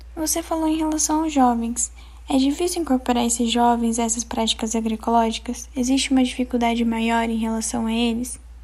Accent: Pantanal of Mato Grosso, Brazil; cresci no Pantanal Mato Grossense

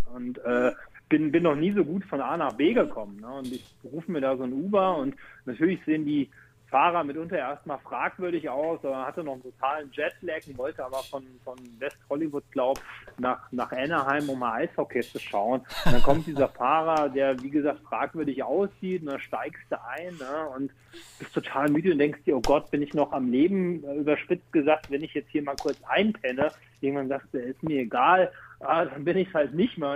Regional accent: Germany; now in Switzerland; als Deutsche auch in der Schweiz

